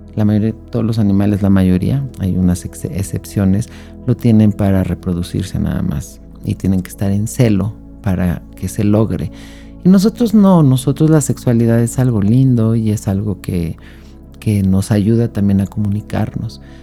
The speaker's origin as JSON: {"language": "Spanish", "country": "Mexico", "said": "mi país, en México"}